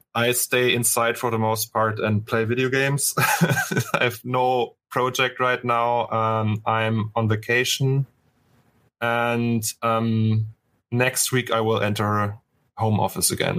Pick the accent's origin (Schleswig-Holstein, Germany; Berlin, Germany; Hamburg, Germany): Berlin, Germany; English is a second language; now in Cologne, Germany; I was born in Berlin, in East Germany